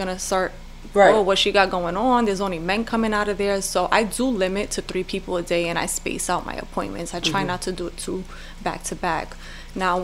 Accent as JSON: {"language": "English", "region": "New York", "country": "United States", "moved": "yes", "said": "I come from New York, a major city, worked in massage parlor, aka brothels"}